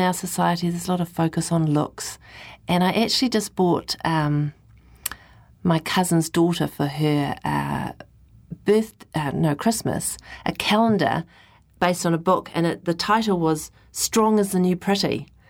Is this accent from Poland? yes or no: no; New Zealand; as a Kiwi